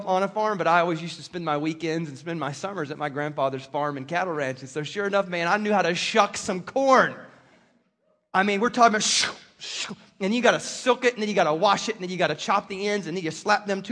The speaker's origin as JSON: {"language": "English", "region": "South Carolina", "country": "United States", "tie": "born or raised there", "moved": "yes", "said": "I grew up in South Carolina, and my grandfather was a farmer and cattle rancher, and so I grew up around this stuff"}